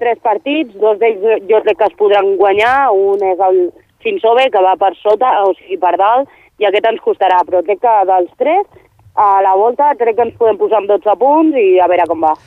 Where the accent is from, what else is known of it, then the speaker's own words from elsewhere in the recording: Badia del Vallès, Catalonia, Spain; de Badia, sense comptar amb mi, som cinc més. Som sis, sis de Badia